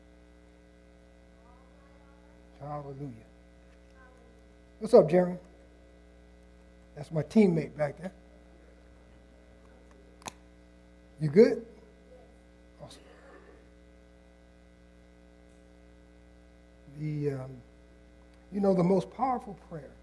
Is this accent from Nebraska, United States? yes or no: yes; Nebraska, United States; I wasn't born in Indiana. I was born in Nebraska